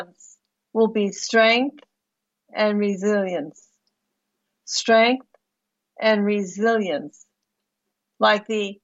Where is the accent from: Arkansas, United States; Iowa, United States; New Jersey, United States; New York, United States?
New Jersey, United States; I grew up in New Jersey, right across the street, right across the river from you.